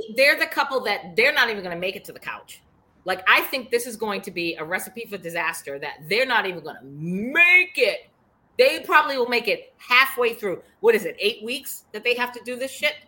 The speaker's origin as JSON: {"language": "English", "town": "Boston", "region": "Massachusetts", "country": "United States", "accent": "Boston", "said": "my Boston accent"}